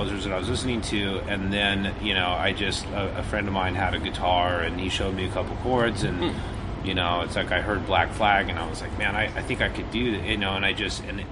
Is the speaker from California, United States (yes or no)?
no; Grand Junction, Colorado, United States; moved away as an adult; now in Los Angeles, United States; I grew up in Colorado. I moved to L.A. when I was 19.